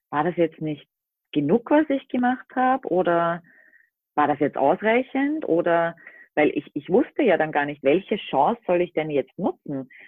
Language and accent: German; Austria; ich komme aus Österreich, bin seit knapp drei Jahren mit meinem Minicamper Baloo unterwegs